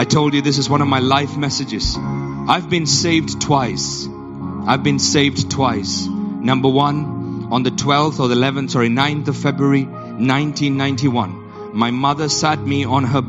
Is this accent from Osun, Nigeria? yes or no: no; Yola, Adamawa, Nigeria; I was born in Nigeria, in Yola, Nigeria.